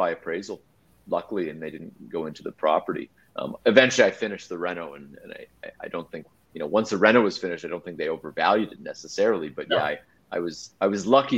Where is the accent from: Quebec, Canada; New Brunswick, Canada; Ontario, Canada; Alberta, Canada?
Ontario, Canada; Mississauga; also born or lived in Oakville, Canada / Hamilton, Canada; growing up in Mississauga, you guys know from the GTA